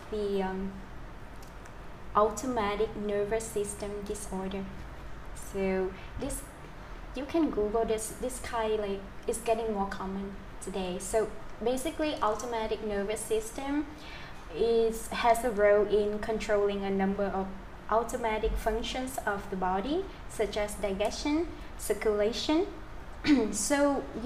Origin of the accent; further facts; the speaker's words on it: near Da Lat, Central Highlands of Vietnam, Lâm Đồng, Vietnam; my hometown in which nearby Dala City in Central Highland of Vietnam.